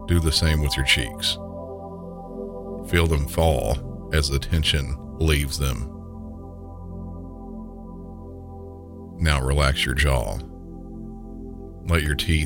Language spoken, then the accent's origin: English; the South, United States; accent: southern; my normal southern accent